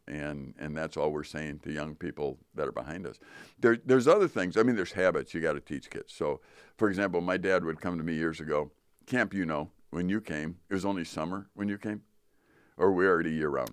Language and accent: English; Chicago, Illinois, United States; I grew up in Chicago